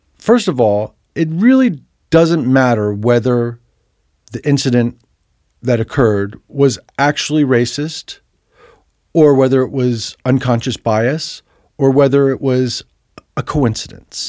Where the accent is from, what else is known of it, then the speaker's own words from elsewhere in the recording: New Jersey, United States; moved away; I grew up in New Jersey